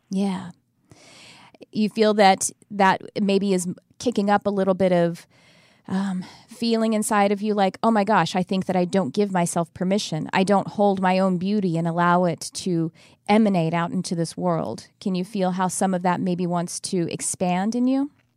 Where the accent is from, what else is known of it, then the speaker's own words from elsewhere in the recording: Texas, United States; now in California, United States; I'm from Texas, but I've been in California a very long time